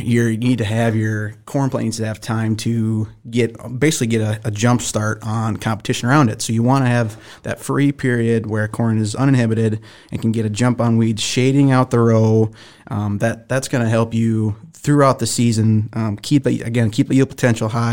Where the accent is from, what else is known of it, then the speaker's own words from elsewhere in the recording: Minnesota, United States; I'm from the Great White North, Minnesota